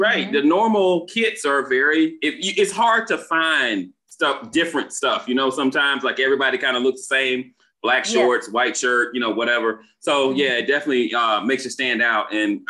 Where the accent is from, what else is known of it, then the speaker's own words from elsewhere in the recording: Florida, United States; I'm from Florida.